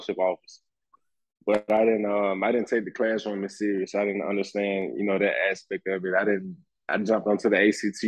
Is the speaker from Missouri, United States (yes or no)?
no; Birmingham, Alabama, United States; growing up in Birmingham, playing football